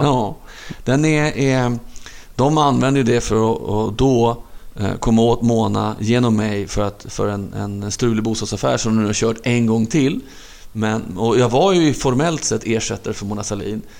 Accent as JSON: {"language": "Swedish", "town": "Stockholm", "region": "Stockholm County", "country": "Sweden", "tie": "born or raised there", "said": "jag var uppvuxen i, i, i Hagsätra, en förort söder om Stockholm"}